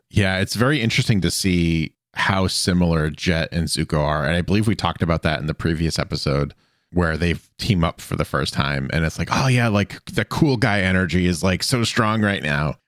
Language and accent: English; Boston, Massachusetts, United States; I grew up around or near Boston.